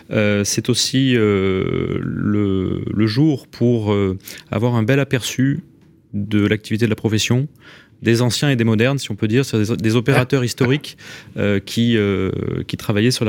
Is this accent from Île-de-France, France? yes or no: no; Montpellier, Occitania, France; also born or lived in Paris; now in Bordeaux, France; je suis né à Montpellier, mais je suis passé par Paris longuement et puis j'ai atterri à Bordeaux.